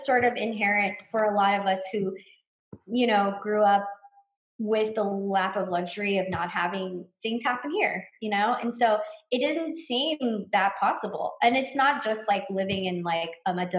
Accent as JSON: {"language": "English", "town": "Los Angeles", "region": "California", "country": "United States", "tie": "born or raised there", "also_born_or_lived": "Mexico", "moved": "yes", "said": "my mom she lives in a pretty insular Chinese community in Los Angeles"}